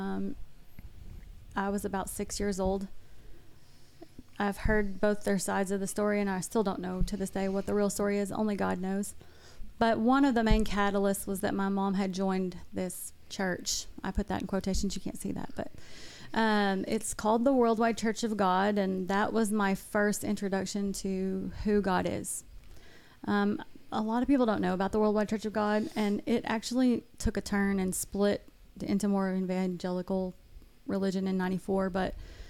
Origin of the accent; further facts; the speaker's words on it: Northwest Arkansas, United States; accent: Valley Girl; also born or lived in Little Rock, Arkansas / Bryant, Arkansas / New Mexico; I was raised primarily in Northwest Arkansas, mm-hmm. But I grew up a few years in Little Rock. I was born in New Mexico